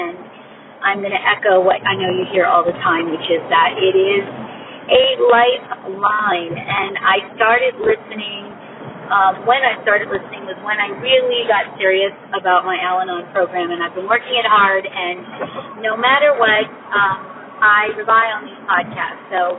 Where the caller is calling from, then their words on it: Maryland, United States; calling from Maryland.